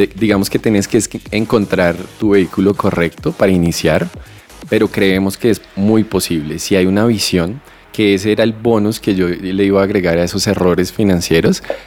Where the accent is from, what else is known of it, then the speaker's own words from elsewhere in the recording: Bogotá, Colombia; yo crecí en Usme, en un barrio llamado La Aurora